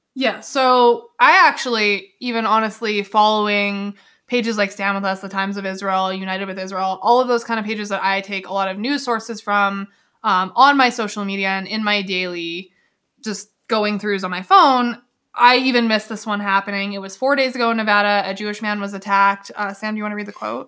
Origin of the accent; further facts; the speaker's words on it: Canada; I'm Canadian, and of course I'm proud to be Canadian